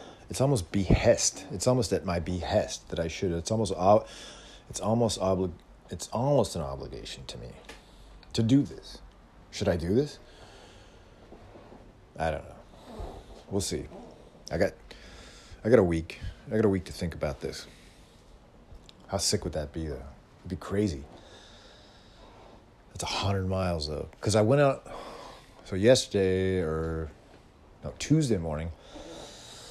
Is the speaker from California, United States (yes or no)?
yes; California, United States; as a Californian